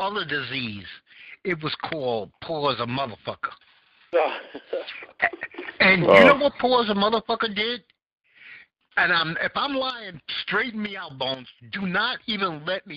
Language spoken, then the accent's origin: English; New York City, New York, United States; I grew up in Bed-Stuy